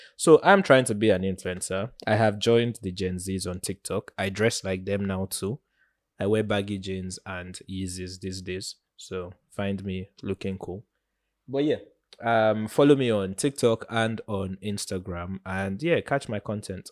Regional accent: Nigeria; as a Nigerian

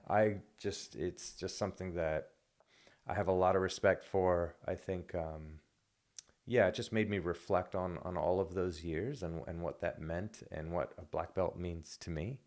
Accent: United States; moved away as an adult; now in Wellington, New Zealand; I'm American

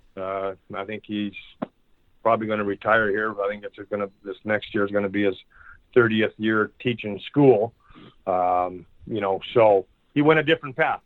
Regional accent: Churchbridge, Saskatchewan, Canada; it's a way of life here in in Saskatchewan. Uh, every whether you know my hometown's 900 people

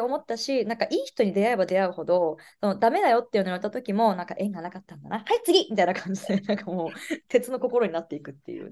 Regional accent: Kagoshima, Japan; moved away as an adult; now in Los Angeles, United States; 日本の鹿児島県で生まれ育って

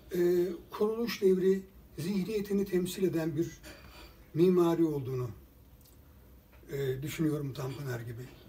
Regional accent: Bursa, Turkey; ben bir boşnak anne babanın çocuğu olarak Bursa'da doğdum.

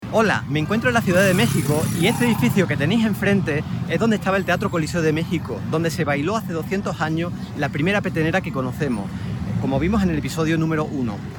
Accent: Castiblanco de los Arroyos, Andalusia, Spain; mi pueblo, Castiblanco de los Arroyos, en la Sierra Norte de Sevilla

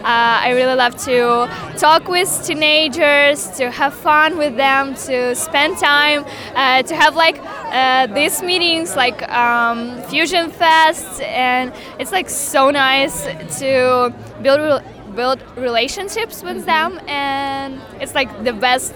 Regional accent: Constanța, Constanța County, Romania; English is a second language; I'm from Romania, Constanța.

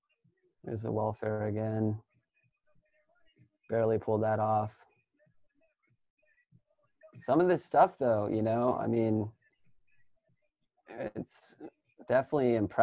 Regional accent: Midwest, United States; I think we endured like a lot of really bad conditions, like growing up in the Midwest and like skating some of these spots.

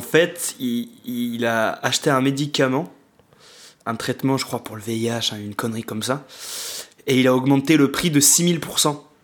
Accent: Marseille, Provence-Alpes-Côte d'Azur, France; en tant que Marseillais

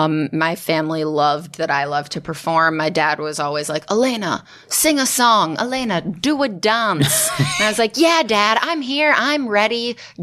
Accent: Chicago, Illinois, United States; When I was four, I grew up in Chicago.

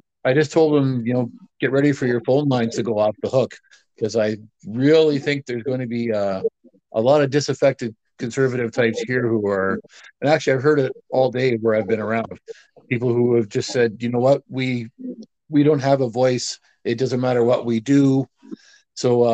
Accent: Canada; as a Canadian

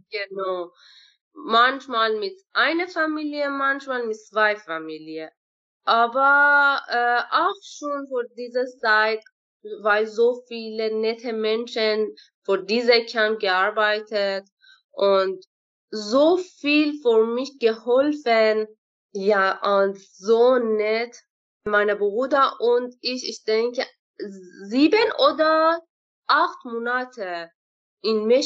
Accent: Iran; German is a second language; moved away as an adult; now in Altena, Germany; Ja, wir haben in äh, Schule in Iran Englisch lernen, nicht Deutsch.

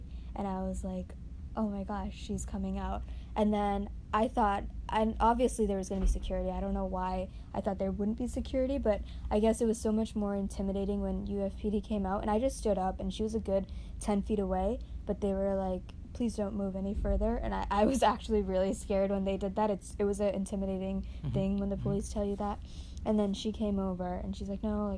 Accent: Northeast, United States; moved away; We're both from the Northeast

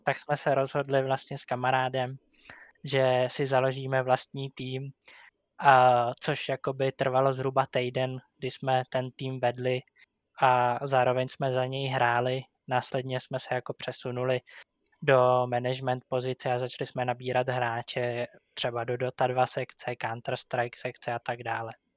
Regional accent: Říčany, Central Bohemian Region, Czechia; Jsem z Říčan

